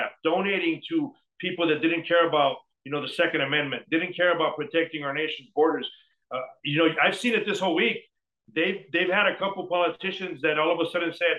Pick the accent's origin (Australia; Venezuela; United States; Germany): United States; Douglas, Arizona; also born or lived in Sonora, Mexico; I grew up in Douglas